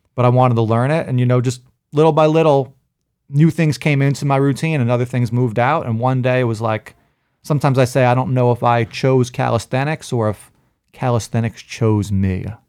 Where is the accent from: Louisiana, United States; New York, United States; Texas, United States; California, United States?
New York, United States; New York City; when I was a kid, I grew up in Brooklyn